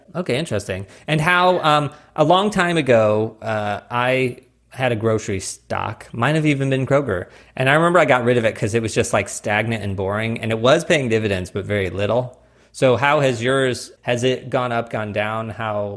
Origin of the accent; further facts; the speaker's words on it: Missouri, United States; also born or lived in New York; now in Phoenix, United States; I grew up in Missouri